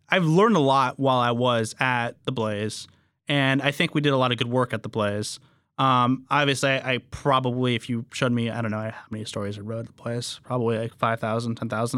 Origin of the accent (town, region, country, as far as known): Fresno, California, United States